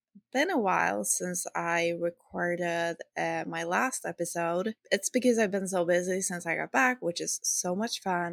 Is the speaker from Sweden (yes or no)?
yes; Sweden; accent: Swedish; English is a second language; I'm not a native English speaker, so excuse some of my errors, and I hope you will enjoy my lovely Swedish accent.